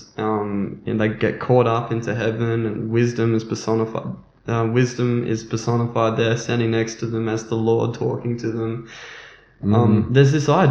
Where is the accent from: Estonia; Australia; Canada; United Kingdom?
Australia; We are from Australia